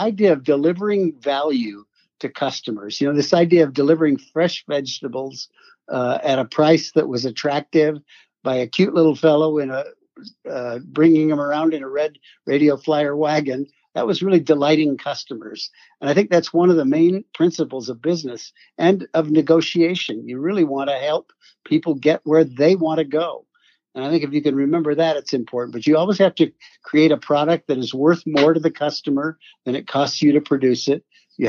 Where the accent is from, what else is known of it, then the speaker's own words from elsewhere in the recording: a little town in Michigan, United States; So I grew up in the Midwest, sure. A little town in Michigan.